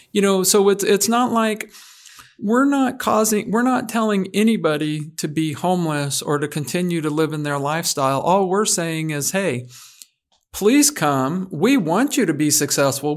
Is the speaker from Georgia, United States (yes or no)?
no; Oregon, United States; moved away as an adult; back to my home state